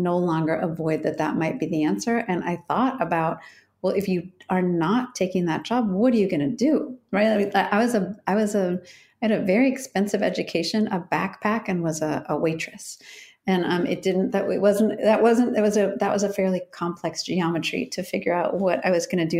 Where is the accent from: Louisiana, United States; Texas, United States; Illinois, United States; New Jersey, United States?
Illinois, United States; Chicago; moved away as an adult; also born or lived in Syracuse / Denmark; now in Oregon, United States; I'm from Chicago, and I went to Syracuse